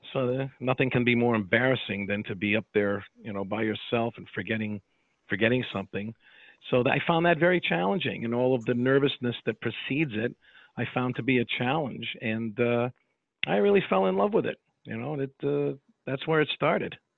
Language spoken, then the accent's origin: English; Watervliet, New York, United States; also born or lived in Albany, New York; I grew up in Watervliet Troy, New York